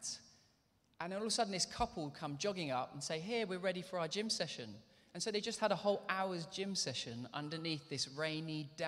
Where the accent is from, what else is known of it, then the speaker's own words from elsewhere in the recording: London, United Kingdom; moved away as an adult; also born or lived in Bedford; I grew up there with my mum in Northwest London in Hendon